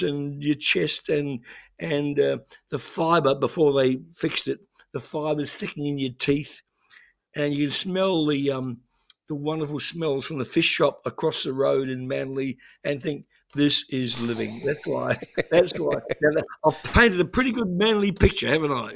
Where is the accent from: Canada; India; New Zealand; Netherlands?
New Zealand; moved away as an adult; now in Australia; I grew up in New Zealand